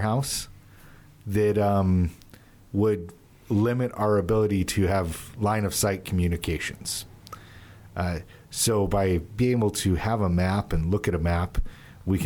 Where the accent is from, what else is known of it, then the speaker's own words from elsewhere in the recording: California, United States; also born or lived in Utah; now in Pennsylvania, United States; Born in Utah, raised in California.